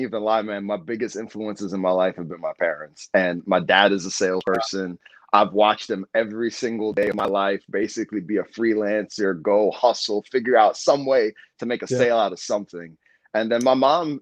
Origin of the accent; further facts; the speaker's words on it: California, United States; I was born and raised in California